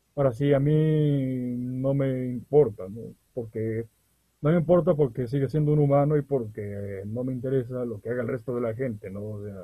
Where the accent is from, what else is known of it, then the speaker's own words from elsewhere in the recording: Veracruz, Mexico; somos del estado de Veracruz, en México